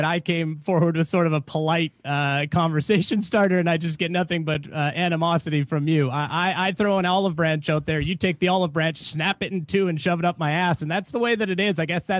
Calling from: Portland, Oregon, United States; I'm calling from Oregon, Portland, Oregon. So I'm a police officer out here.

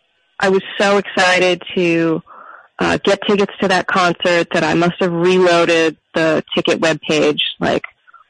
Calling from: New York City, New York, United States; I'm calling from Brooklyn, New York.

